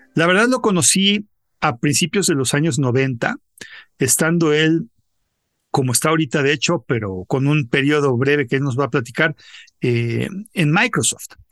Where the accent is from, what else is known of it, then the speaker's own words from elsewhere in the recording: Mexico; como mexicano